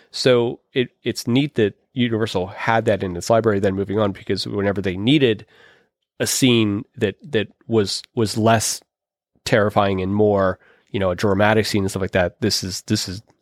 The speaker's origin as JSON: {"language": "English", "town": "Pittsburgh", "region": "Pennsylvania", "country": "United States", "said": "I come from Pittsburgh, which is a coal is a coal town."}